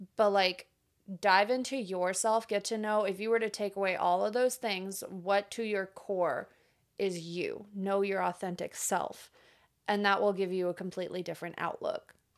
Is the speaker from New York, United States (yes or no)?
no; Florida, United States; moved away as an adult; now in Nashville, United States; also from Florida.